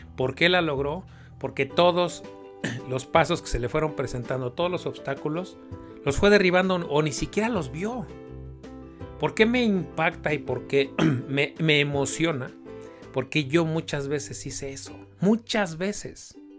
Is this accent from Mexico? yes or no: yes; Mexico City, Mexico; nací y crecí en Iztapalapa